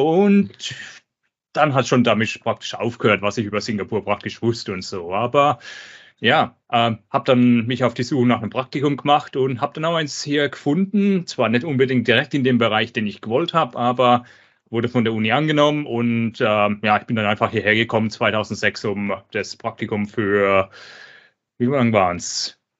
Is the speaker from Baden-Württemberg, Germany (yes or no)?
yes; Baden-Württemberg, Germany; Also ich bin in der Nähe von Karlsruhe aufgewachsen